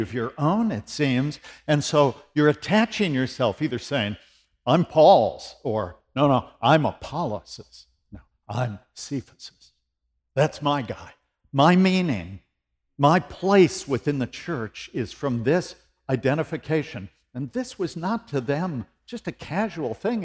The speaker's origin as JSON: {"language": "English", "country": "United States", "lives_now": "Tennessee, United States", "said": "I'm an American"}